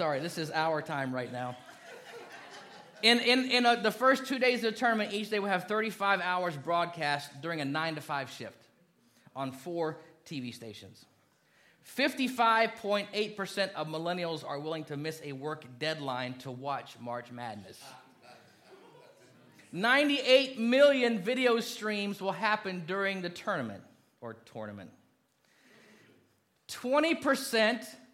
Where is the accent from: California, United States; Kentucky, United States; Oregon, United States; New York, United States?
Kentucky, United States; moved away; I was born in Kentucky, lived there a long time